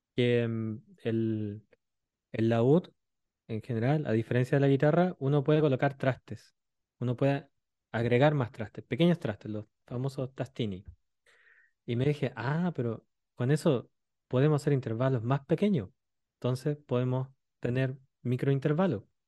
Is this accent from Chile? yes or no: yes; Chile; moved away as an adult; now in France; Le dije, de Chile